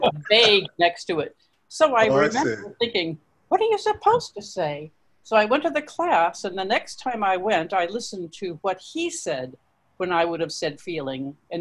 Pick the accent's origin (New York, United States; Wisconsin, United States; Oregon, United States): New York, United States; Ithaca; born there; probably because I was born in Ithaca.